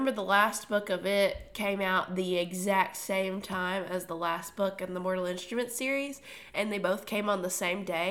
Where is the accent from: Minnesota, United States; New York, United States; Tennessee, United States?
Tennessee, United States; we're from Tennessee, and so a lot of that is just, like, the way we speak sometimes